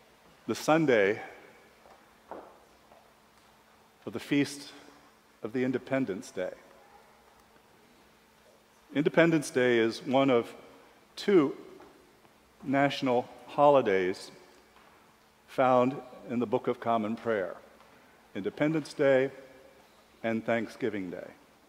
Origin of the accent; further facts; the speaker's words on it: Japan; born there; A bit of background, I was born in Japan. My mother, Japanese, my father, a serviceman stationed in Japan.